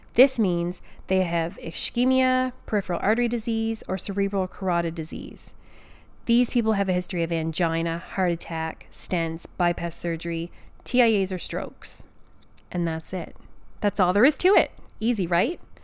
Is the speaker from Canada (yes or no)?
yes; Canada; I'm a Canadian pharmacist